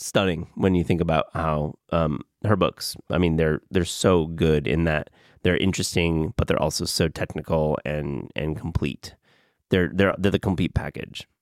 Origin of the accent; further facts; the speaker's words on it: West Michigan, United States; moved away; I grew up in West Michigan